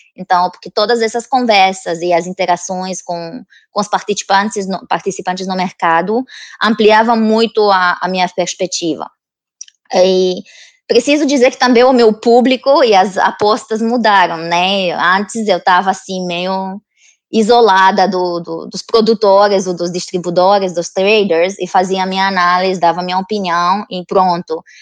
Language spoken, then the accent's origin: Portuguese; Romania; Portuguese is a second language; moved away as an adult; now in London, United Kingdom; Eu não sou da, da Inglaterra, né? Eu sou da Romênia, que é país do leste europeu